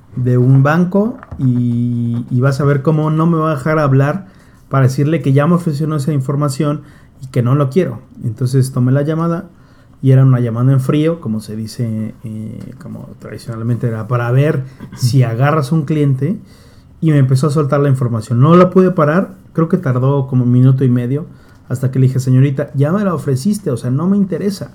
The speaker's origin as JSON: {"language": "Spanish", "country": "Mexico", "said": "en México vamos un poco"}